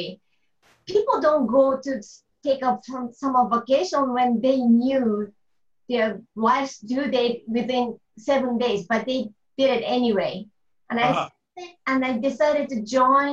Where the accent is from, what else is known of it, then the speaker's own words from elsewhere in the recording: Choshi, Chiba, Japan; English is a second language; moved away as an adult; also born or lived in Auckland, New Zealand / Australia; I was born in Choshi, close to the beach